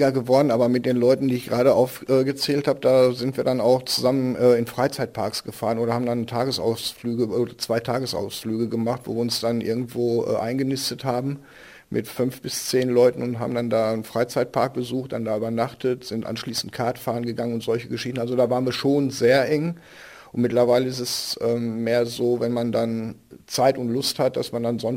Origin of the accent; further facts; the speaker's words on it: Bochum, North Rhine-Westphalia, Germany; born there; Ich hause in Grumme. Äh, ich bin gebürtiger Bochumer und von daher ähm, gibt Millionen Gründe zu sagen, dass Bochum toll ist.